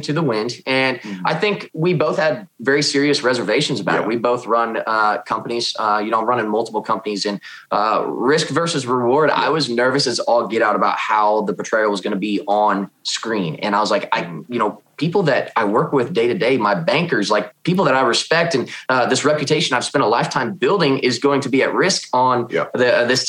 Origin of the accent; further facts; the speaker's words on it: Kansas City, United States; I originally grew up in Kansas City. Now I live in a small town about an hour north of Kansas City.